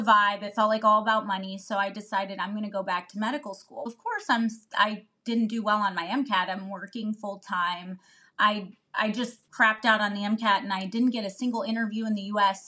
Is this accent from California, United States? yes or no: no; Northeast Ohio, United States; I'm from Ohio and was raised in Northeast Ohio